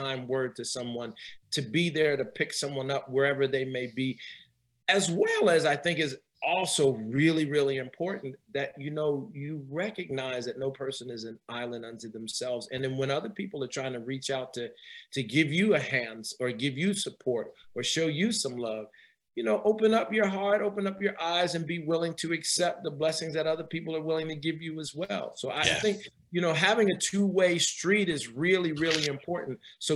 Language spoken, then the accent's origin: English; New Jersey, United States; moved away as an adult; also born or lived in New York; now in Northern Virginia area, United States; I'm from up north. I'm from Jersey, and I went to graduate school in New York.